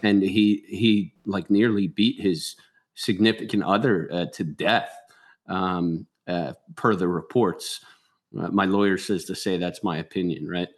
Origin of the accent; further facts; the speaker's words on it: Philadelphia, Pennsylvania, United States; I'm sure you guys could tell from my voice. I'm from Philly